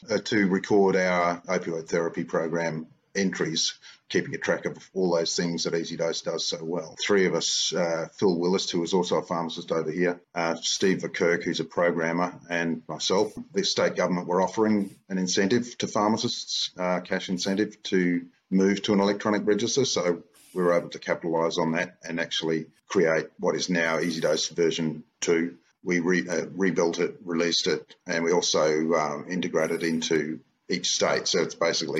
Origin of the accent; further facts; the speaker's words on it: Perth, Western Australia, Australia; I am a pharmacist from Perth, lived here all my life